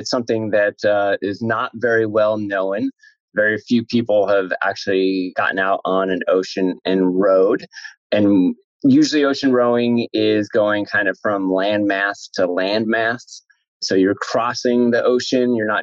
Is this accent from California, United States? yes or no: yes; San Jose, California, United States; also born or lived in Santa Clara, United States / Davis, United States; now in Fremont, United States; I grew up in San Jose